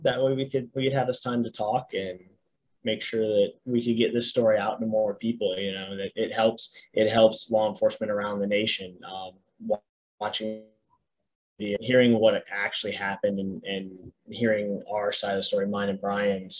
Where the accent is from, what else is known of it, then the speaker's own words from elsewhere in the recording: Daytona Beach, Florida, United States; now in Brevard County, United States; Daytona, where I grew up over in Volusia County.